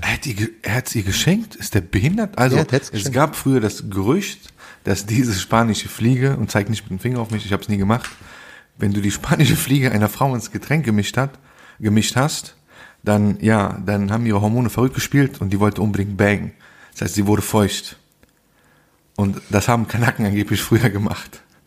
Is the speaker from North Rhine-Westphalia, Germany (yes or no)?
yes; Bonn, North Rhine-Westphalia, Germany; Ich so, Bonn